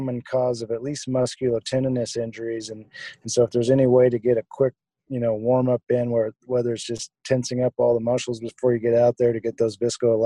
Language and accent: English; Wyoming, United States; moved away as an adult; also born or lived in San Diego / Seattle; I grew up in Wyoming, ended up in San Diego for medical school